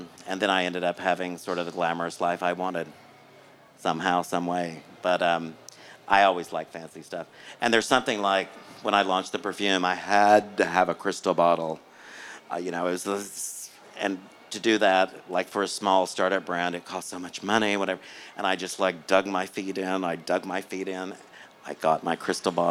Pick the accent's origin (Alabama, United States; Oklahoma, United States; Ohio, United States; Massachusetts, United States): Oklahoma, United States; now in Los Angeles, United States; I grew up in Oklahoma